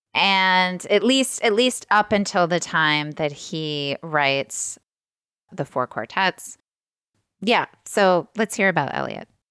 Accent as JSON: {"language": "English", "region": "Midwest", "country": "United States", "lives_now": "Ohio, United States", "said": "I'm Midwestern"}